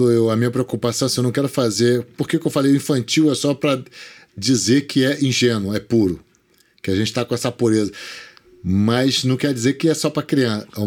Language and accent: Portuguese; Magé, Rio de Janeiro, Brazil; Eu também sou do Sim, interior, a gente é ficava aguardando Magé, Magé.